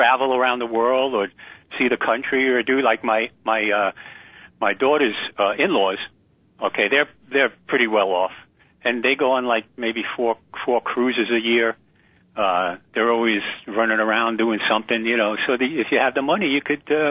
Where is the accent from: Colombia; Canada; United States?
United States; New York; I'm from New York